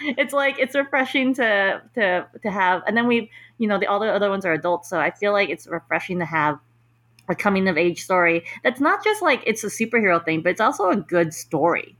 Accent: New York, United States; I'm from New York

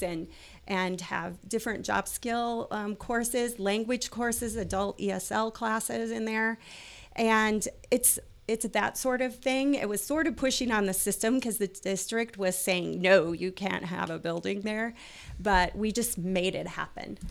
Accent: Hinton, Iowa, United States; moved away; I'm originally from Sioux City, Hinton, Iowa

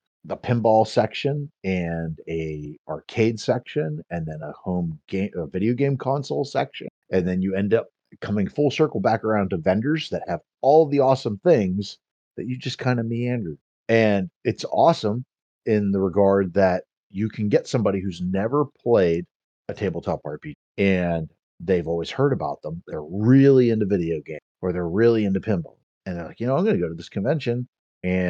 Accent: Pittsburgh, Pennsylvania, United States; I grew up in the North Hills of Pittsburgh

